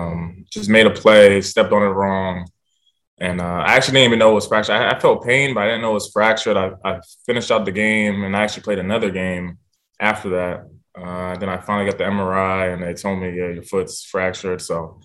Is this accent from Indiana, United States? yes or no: no; New Jersey, United States; moved away as an adult; also born or lived in Italy / Israel; I'm from New Jersey